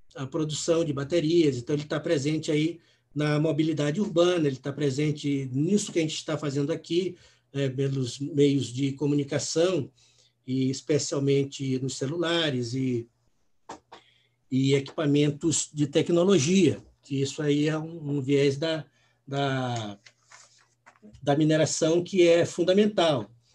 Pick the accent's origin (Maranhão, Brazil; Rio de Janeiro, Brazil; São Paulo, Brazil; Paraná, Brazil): Maranhão, Brazil; São Luís; moved away; also born or lived in Natal / Recife; eu sou maranhense, nasci em São Luís, depois morei em Natal por duas, duas oportunidades, morei também em Recife